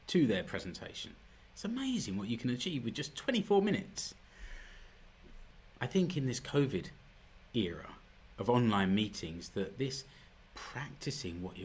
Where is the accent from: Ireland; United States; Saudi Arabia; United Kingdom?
United Kingdom; moved away as an adult; now in Finland; I know I'm British